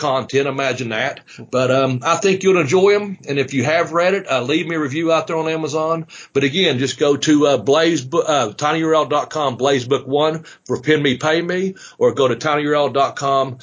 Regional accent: United States; here at my hometown, in the Boyd County community

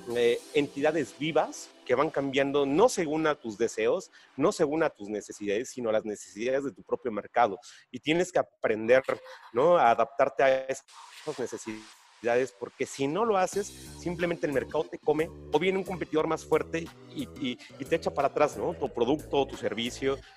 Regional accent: Oaxaca, Mexico; los empresarios somos oaxaqueños

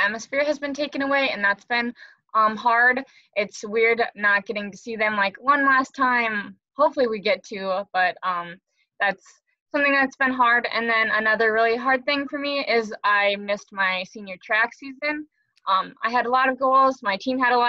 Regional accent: Braham, Minnesota, United States; now in Stewartville, United States; I grew up in Bram, Minnesota, so right by Cambridge

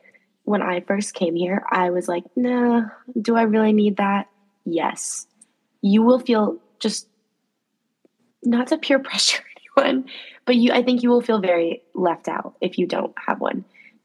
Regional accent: New Mexico, United States; moved away as an adult; now in New York, United States; I'm from New Mexico. I would not be making the same cool connections in my suburban hometown

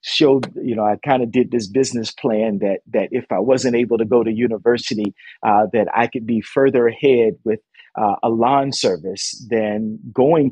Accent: Dunedin, Florida, United States; now in Toronto, Canada; growing up in Little Dunedin, Florida.

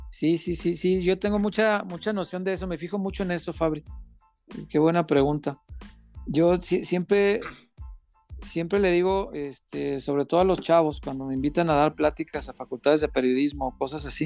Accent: Mexico; me acuerdo que ese, el color y el folclore de, nosotros, de, lo que somos como mexicanos

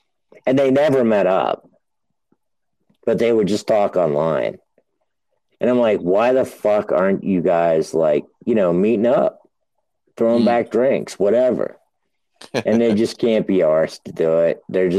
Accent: New Hampshire, United States; I would just be like sitting there sounding very Southern, even though I grew up in New Hampshire.

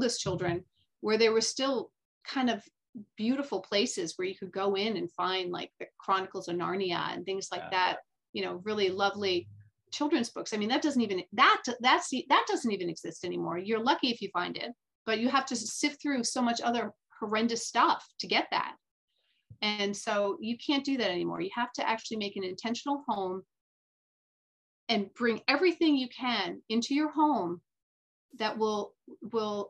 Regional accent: United States; also born or lived in France; I was raised as an American kid.

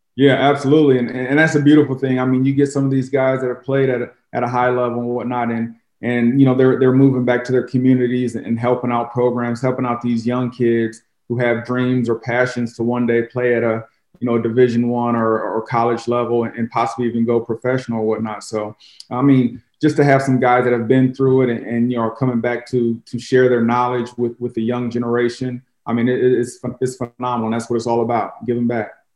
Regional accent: Jefferson City, Missouri, United States; moved away as an adult; also born or lived in Chicago, United States / Tennessee, United States; now in St. Louis, United States; growing up in Jeff City

